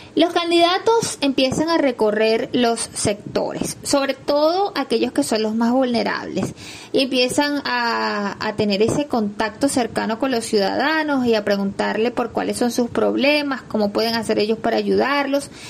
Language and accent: Spanish; Venezuela; los venezolanos decimos